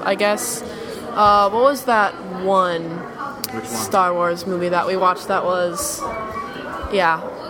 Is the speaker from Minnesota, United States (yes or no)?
yes; Minneapolis, Minnesota, United States